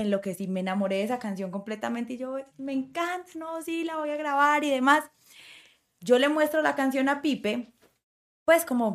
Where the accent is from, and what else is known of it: Colombia